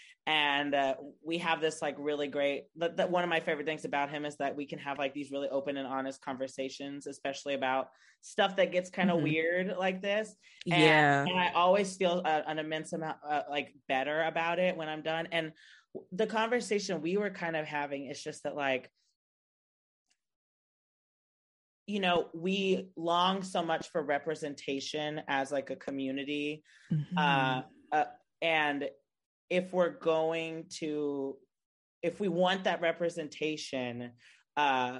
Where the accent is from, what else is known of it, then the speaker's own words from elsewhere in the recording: Texas, United States; As a Texan